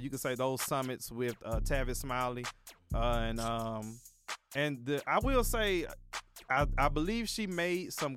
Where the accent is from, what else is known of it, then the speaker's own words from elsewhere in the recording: Atlanta, Georgia, United States; we're from Atlanta